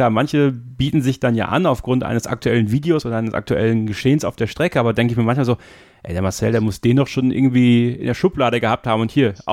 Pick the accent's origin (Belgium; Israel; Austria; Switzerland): Belgium; Wallonia; born there; Also für mich persönlich ist Spa ja die Rennstrecke. Also es ist in der Nähe, wo ich geboren bin.